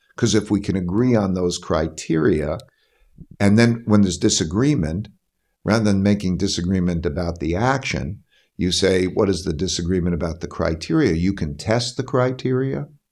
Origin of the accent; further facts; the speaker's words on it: Connecticut, United States; I'm from Connecticut